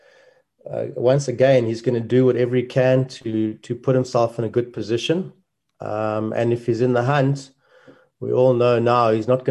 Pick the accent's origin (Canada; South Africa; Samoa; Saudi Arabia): South Africa; a small country like ours